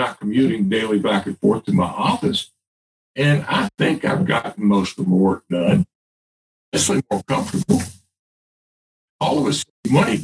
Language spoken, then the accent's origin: English; the South, United States; I'm as a Southerner